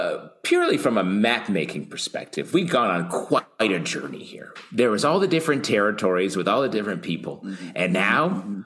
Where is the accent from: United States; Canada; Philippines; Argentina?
United States; New York; as a New Yorker